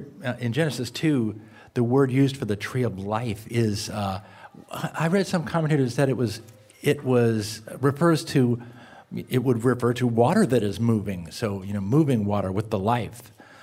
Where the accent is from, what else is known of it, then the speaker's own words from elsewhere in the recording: Indianapolis, Indiana, United States; from Indianapolis, Indiana